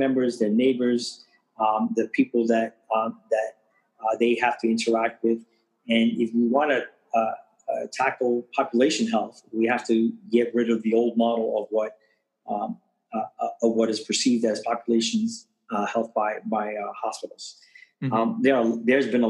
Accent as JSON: {"language": "English", "town": "New York City", "region": "New York", "country": "United States", "tie": "born or raised there", "also_born_or_lived": "Bronx", "said": "I was born and raised in Washington Heights, I went to high school here in the Bronx"}